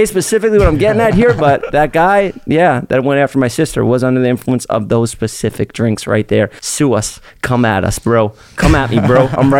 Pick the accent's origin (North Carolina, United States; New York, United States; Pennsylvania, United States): New York, United States; Staten Island; Staten Island.